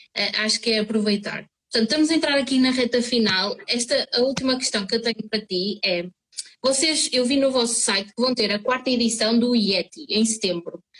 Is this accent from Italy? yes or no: no; São João da Madeira, Norte, Portugal; eu sou de São João da Madeira e na altura em que eu estudava aqui na escola secundária